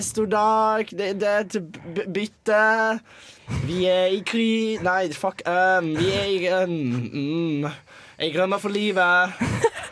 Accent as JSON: {"language": "Norwegian", "town": "Bærum", "region": "Akershus", "country": "Norway", "said": "jeg kommer fra Bærum"}